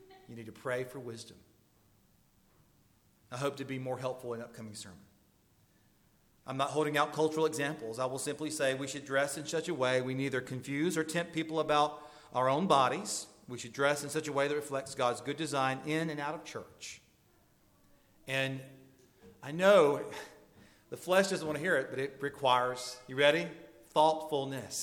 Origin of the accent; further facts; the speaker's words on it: the South, United States; I'm from the South